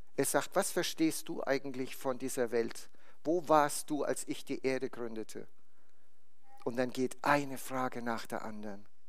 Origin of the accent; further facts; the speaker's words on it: Bad Kissingen, Bavaria, Germany; bei uns in der Gemeinde in Bad Kissingen, wo ich herkomme. Das ist im Norden von Bayern.